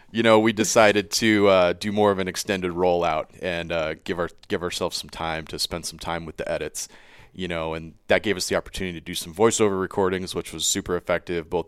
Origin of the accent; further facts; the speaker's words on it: Washington, United States; moved away; also born or lived in California; I grew up in Washington State, and uh, spent my 20s um, doing wildland firefighting. But before that, you know, I grew up bird hunting with my father out in eastern Washington